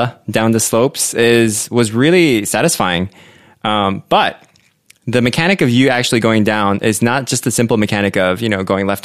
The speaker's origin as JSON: {"language": "English", "country": "Philippines", "tie": "born or raised there", "said": "Growing up in the Philippines"}